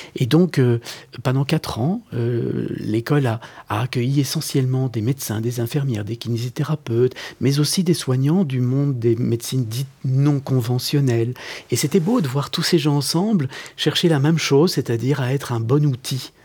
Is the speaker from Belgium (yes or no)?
yes; Belgium; moi, je, je vis à Bruxelles, je suis né en Belgique, je suis belge